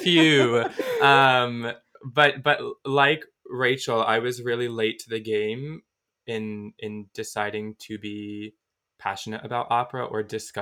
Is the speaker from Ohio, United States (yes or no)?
no; Virginia, United States; I'm from Virginia